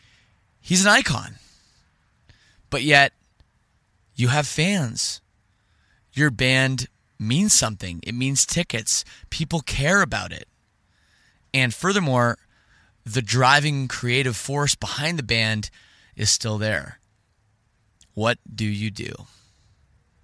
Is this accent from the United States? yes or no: no; Canada; I'm from Canada